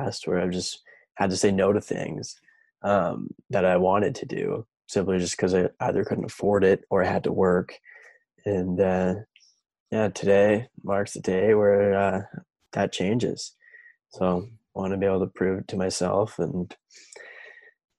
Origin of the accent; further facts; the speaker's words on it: Vernon, British Columbia, Canada; moved away as an adult; now in Whistler, Canada; I'm from Vernon.